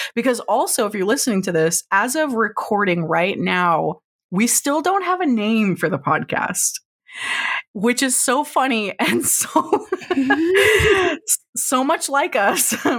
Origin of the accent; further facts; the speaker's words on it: Oklahoma, United States; I grew up in Oklahoma